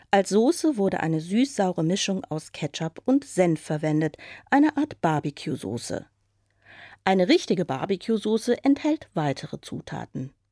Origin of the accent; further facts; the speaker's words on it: West Germany, Germany; Ich bin ja eigentlich aus dem Westen mal was anderes. Nicht? Man ist ja zu Ostzeiten wenig äh, hier nach dem Osten gekommen.